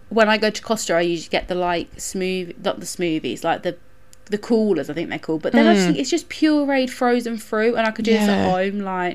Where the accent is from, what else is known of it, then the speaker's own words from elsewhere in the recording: United Kingdom; because obviously we're white British people.